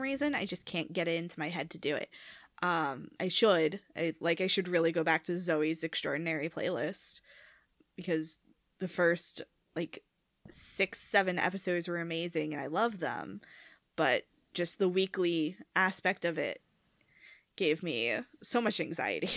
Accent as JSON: {"language": "English", "town": "New York City", "region": "New York", "country": "United States", "tie": "born or raised there", "said": "I grew up on Staten Island"}